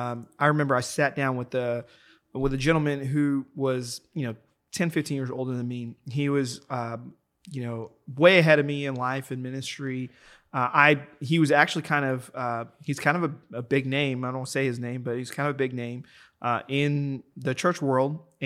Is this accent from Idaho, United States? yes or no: no; Texas, United States; I grew up in Texas